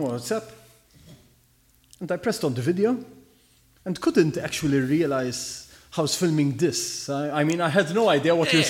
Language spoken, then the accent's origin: English; Malta; English is a second language; always in Maltese because we are from Malta.